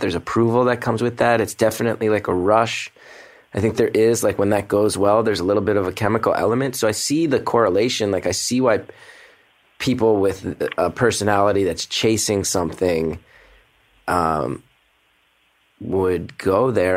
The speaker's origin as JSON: {"language": "English", "region": "Northeast", "country": "United States", "tie": "born or raised there", "said": "I grew up in the Northeast"}